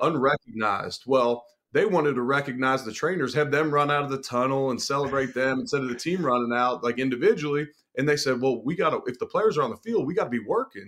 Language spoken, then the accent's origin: English; Cincinnati, Ohio, United States; I'm originally from Cincinnati